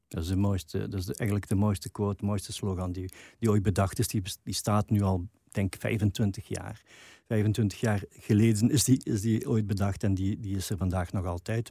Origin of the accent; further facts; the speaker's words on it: Limburg, Flanders, Belgium; als Limburgers